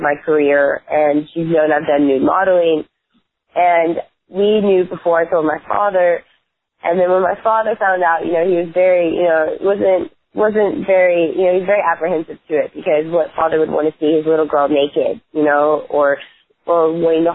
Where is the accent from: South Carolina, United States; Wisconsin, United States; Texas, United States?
South Carolina, United States; North Myrtle Beach; I am from North Myrtle Beach, by the way, which is a lot more classier. Myrtle Beach was our rivals in school